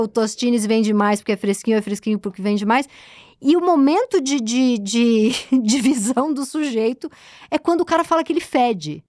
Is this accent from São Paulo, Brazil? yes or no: yes; São Paulo, Brazil; also born or lived in Higienópolis, São Paulo; eu que nasci no Tatuapé, já sou uma moradora aqui do Centro Expandido Zona Oeste, moro em Higienópolis há um tempo